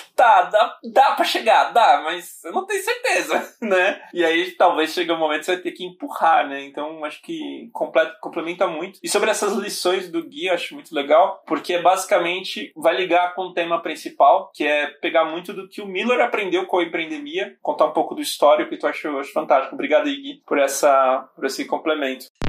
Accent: São Paulo, Brazil; also born or lived in Bahia; Eu sou da Bahia originalmente, mas fui criado praticamente aqui em São Paulo

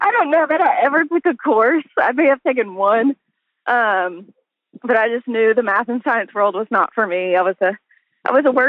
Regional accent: El Dorado, Arkansas, United States; moved away as an adult; now in Northwest Arkansas, United States; I grew up in El Dorado

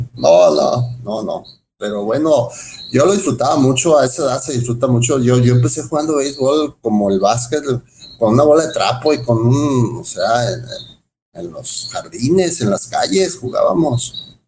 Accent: Los Mochis, Sinaloa, Mexico; moved away as an adult; also born or lived in Mexicali / Guasave / Culiacán / Guadalajara; now in Puerto Vallarta, Mexico; Soy, nacido eh, realmente en Mexicali soy cachanilla, pero nos creamos, nos creamos, vivimos en, en, Mochis, Guasave, Culiacán, toda esa parte

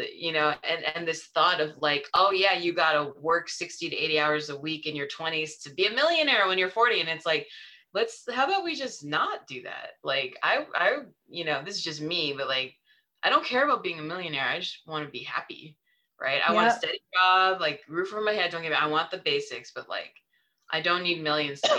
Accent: San Francisco, California, United States; moved away; I grew up in San Francisco

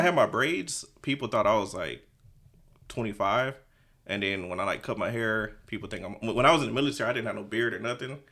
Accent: Houston, Texas, United States; I'm from Houston. Um, I'm on the nor-, from the north side

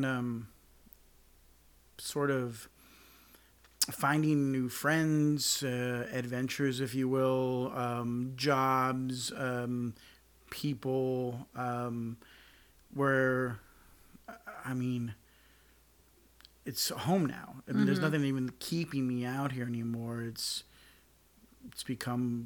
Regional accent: Oxnard, California, United States; moved away as an adult; now in Los Angeles, United States; I grew up in Oxnard, California, a little town called El Rio, I grew up out in Southern California

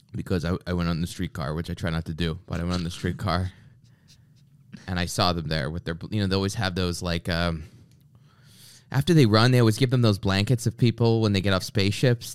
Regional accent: Canada; I grew up in Canada

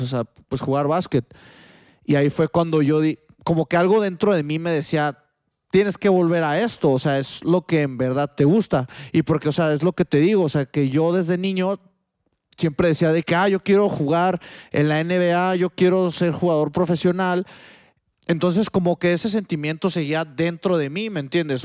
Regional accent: Mexico; also born or lived in Spain; aquí en México

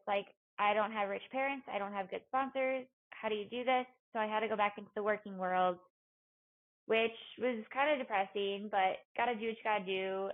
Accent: Minnesota, United States; moved away as an adult; also born or lived in Colorado; the University of Minnesota because it was my hometown

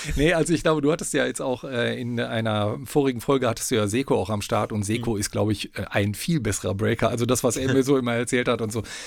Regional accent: Paderborn, North Rhine-Westphalia, Germany; wohne schon seit Lebzeiten in Paderborn. Ich bin in Paderborn geboren

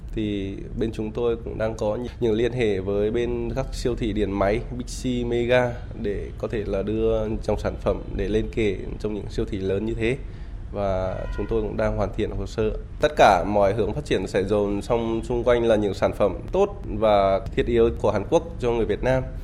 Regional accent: Vietnam; now in Hanoi, Vietnam

